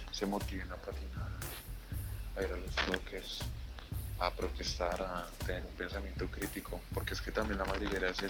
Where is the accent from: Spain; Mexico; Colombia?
Colombia; directo de las calles de Colombia para el mundo.